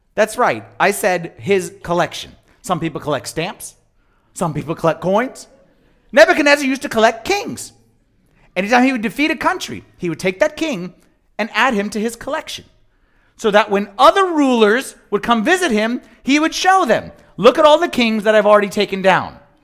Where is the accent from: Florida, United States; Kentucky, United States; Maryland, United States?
Maryland, United States; Germantown; I'm from Germantown